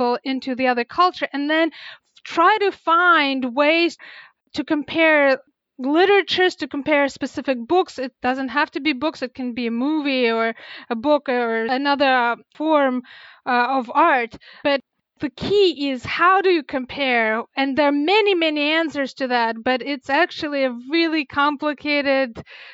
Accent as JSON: {"language": "English", "country": "Russia", "tie": "born or raised there", "moved": "yes", "lives_now": "United States", "said": "I grew up in Russia"}